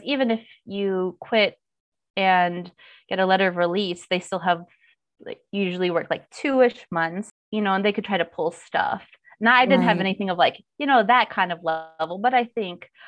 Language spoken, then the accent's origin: English; United States; moved away as an adult; now in South Korea; I'm white, I'm American, I'm a woman